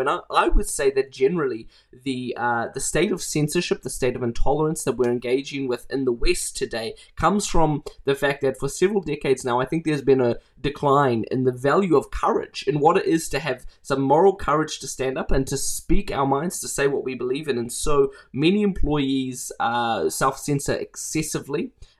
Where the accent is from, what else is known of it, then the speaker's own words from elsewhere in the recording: Mozambique; So I grew up in Mozambique. My parents were humanitarian workers there who moved to Mozambique in the late 90s.